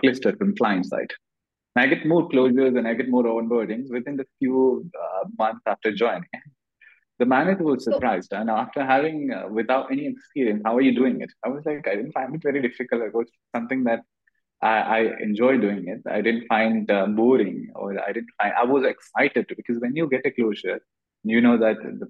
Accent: Kerala, India; English is a second language; moved away as an adult; also born or lived in Tamil Nadu / Bangalore; I come from Kerala and I studied in Tamil Nadu. My English wasn't that great.

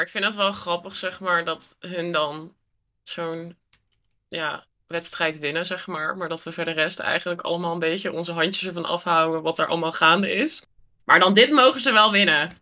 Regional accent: Netherlands; Terwijl wij als Nederlanders

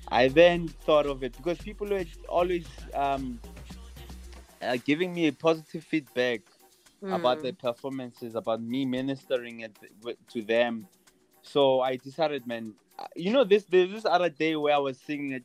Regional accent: Tembisa, Gauteng, South Africa; growing up in Tembisa

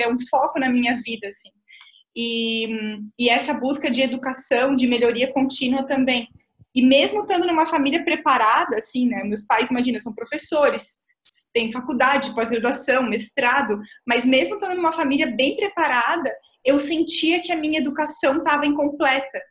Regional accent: Florianópolis, Santa Catarina, Brazil; eu nasci em Florianópolis, a Ilha da Magia

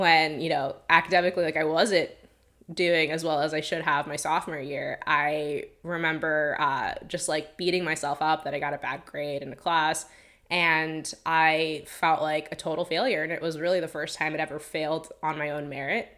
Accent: Long Island, New York, United States; moved away; I'm from Long Island, technically.

